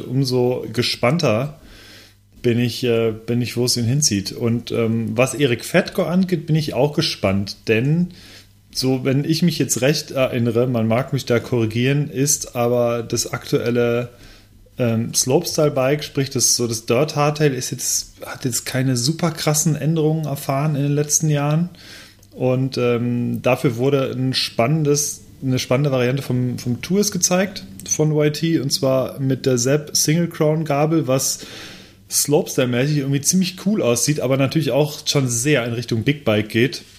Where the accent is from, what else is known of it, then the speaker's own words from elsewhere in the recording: Lemgo, North Rhine-Westphalia, Germany; ich komme aus Lemgo